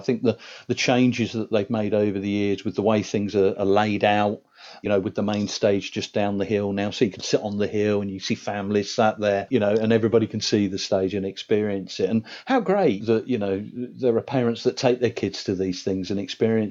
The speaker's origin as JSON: {"language": "English", "town": "Reading", "region": "South East England", "country": "United Kingdom", "tie": "born or raised there", "moved": "yes", "said": "I'm originally from Reading, so I grew up with the Reading Festival"}